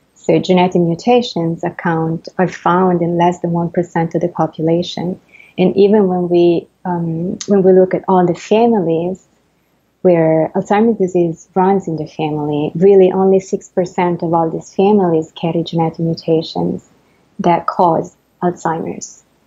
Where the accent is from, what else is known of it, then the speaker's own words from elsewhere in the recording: Italy; accent: Italian; English is a second language; moved away as an adult; also born or lived in France; now in New York, United States; I, am Italian, and as I'm sure everybody can, can tell from my accent